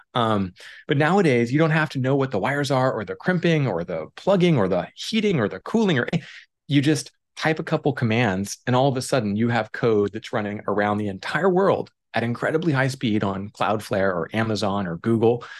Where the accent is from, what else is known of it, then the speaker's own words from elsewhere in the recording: Oregon, United States; I grew up in Oregon.